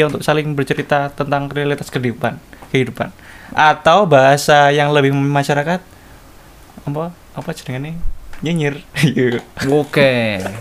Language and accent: Indonesian; Cilegon, Banten, Indonesia; also born or lived in Kendal; tempat lahir saya tetapi saya uh, apa besar di kota Cilegon